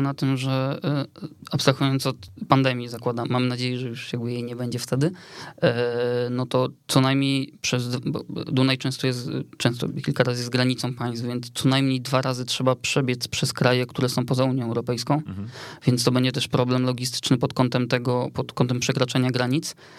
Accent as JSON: {"language": "Polish", "town": "Otwock", "region": "Masovian Voivodeship", "country": "Poland", "said": "ja pochodzę z Otwocka"}